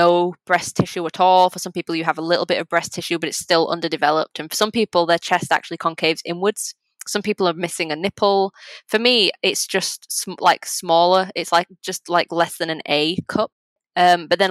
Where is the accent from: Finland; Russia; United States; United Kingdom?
United Kingdom; England; I'm English, I'm not Polish